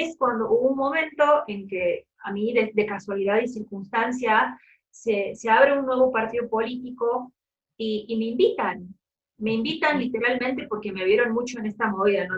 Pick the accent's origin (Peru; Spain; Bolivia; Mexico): Bolivia; Cochabamba; also born or lived in Córdoba, Argentina; yo soy de Cochabamba Cochabamba es el centro de Bolivia